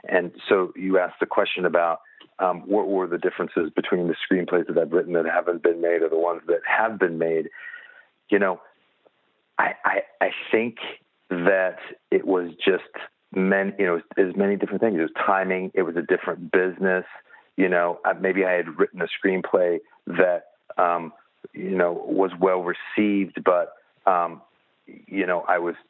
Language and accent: English; Indianapolis, Indiana, United States; now in Los Angeles, United States; I was born and raised in Indianapolis, Indiana